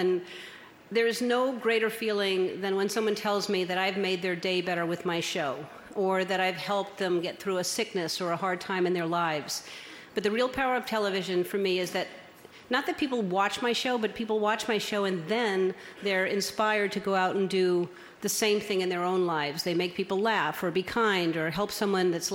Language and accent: English; New Orleans, Louisiana, United States; I was born in New Orleans in 1958, January 26th